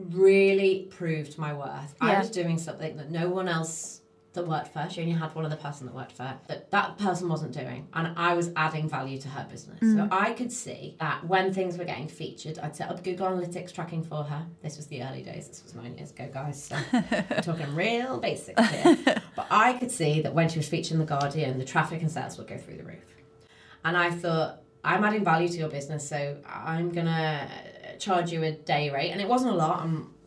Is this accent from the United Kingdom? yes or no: yes; North West England, United Kingdom; accent: Scouse; So, I started calling up all these magazines, and here's my Scouser accent.